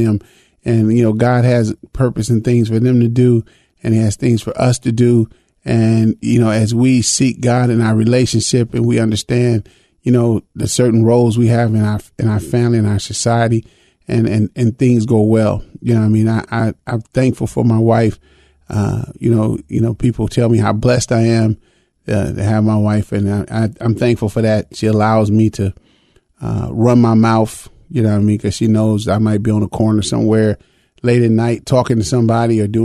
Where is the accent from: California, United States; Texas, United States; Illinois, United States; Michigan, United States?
Illinois, United States; Chicago; now in Twin Cities, United States; I was raised in Chicago